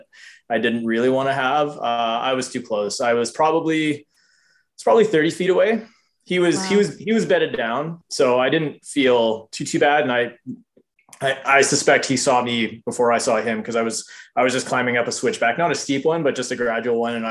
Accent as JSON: {"language": "English", "region": "Manitoba", "country": "Canada", "tie": "born or raised there", "moved": "yes", "lives_now": "Kimberley, Canada", "said": "I grew up in Manitoba"}